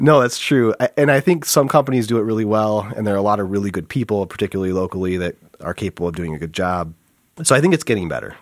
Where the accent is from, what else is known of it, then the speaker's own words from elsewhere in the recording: Flint, Michigan, United States; we're both from Flint